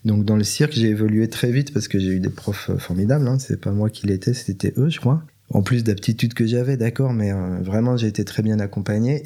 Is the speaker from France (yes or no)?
no; Belgium; je suis, je suis belge, mais d'une famille juive